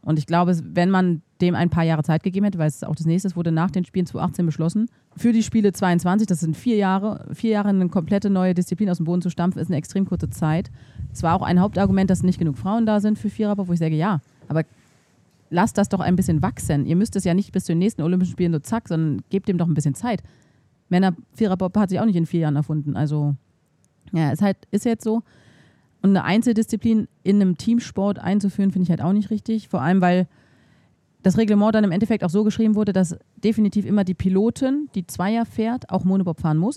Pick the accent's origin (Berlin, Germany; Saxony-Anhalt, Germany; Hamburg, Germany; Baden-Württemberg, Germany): Berlin, Germany; moved away as an adult; also born or lived in Thuringia; ich komme halt aus Berlin